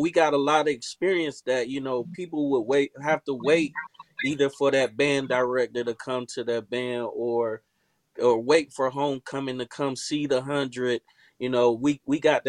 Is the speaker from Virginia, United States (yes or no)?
no; Tallahassee, Florida, United States; I come from FAMU High, which is in Tallahassee, Florida